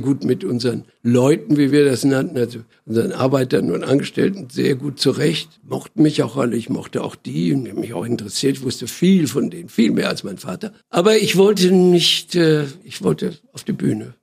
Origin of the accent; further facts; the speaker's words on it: Iserlohn, North Rhine-Westphalia, Germany; now in Berlin, Germany; bin geboren in einer Stadt in im Sauerland. Die Stadt heißt Iserlohn